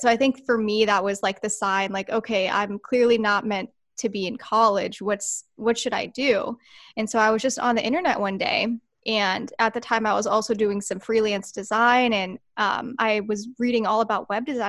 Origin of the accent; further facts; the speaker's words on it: Santee, California, United States; I was born and raised right here in San Diego